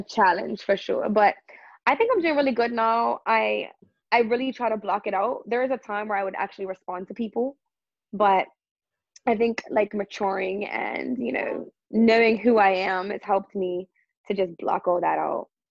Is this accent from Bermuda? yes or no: yes; Bermuda; growing up in Bermuda was it was awesome. Lots of outdoor activities, lots of swimming. You know, I think I had a great childhood here.